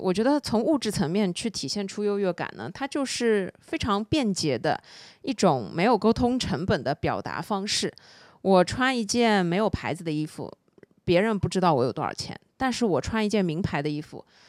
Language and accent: Chinese; Shanghai, China; 我作为一个上海人，我必须承认，这件事情其实是真真实实存在的